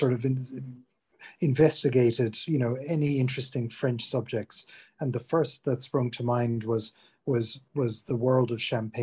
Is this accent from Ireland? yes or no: yes; Ireland; moved away as an adult; now in England, United Kingdom; I'm from Ireland originally, but have been living in England for over 20 years, basically since I left college.